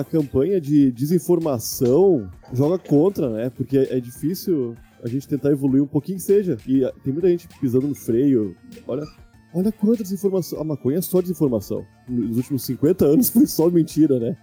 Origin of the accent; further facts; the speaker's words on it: Santa Catarina, Brazil; aqui, é meu, onde eu cresci